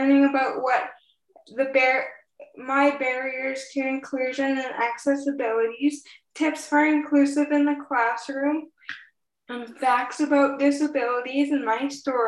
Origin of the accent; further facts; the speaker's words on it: Edmonton, Alberta, Canada; now in British Columbia, Canada; I was born in Edmonton, Alberta